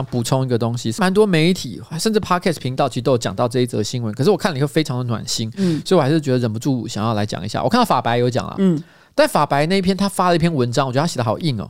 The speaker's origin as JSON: {"language": "Chinese", "region": "Tainan", "country": "Taiwan", "said": "我们台南人别干"}